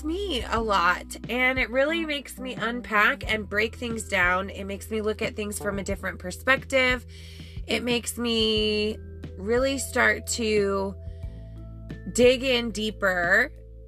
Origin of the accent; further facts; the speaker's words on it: Colorado, United States; growing up in Colorado in the summer